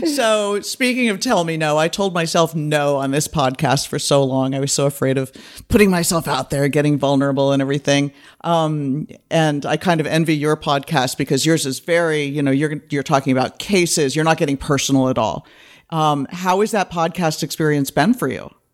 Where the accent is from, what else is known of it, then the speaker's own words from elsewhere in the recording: East Bay, California, United States; moved away as an adult; now in Los Angeles, United States; I grew up in the East Bay.